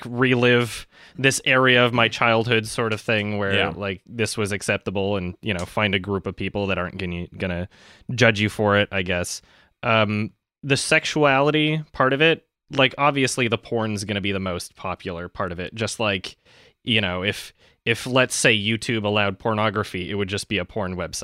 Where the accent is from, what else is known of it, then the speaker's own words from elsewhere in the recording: Canada; now in Los Angeles, United States; I'm from Canada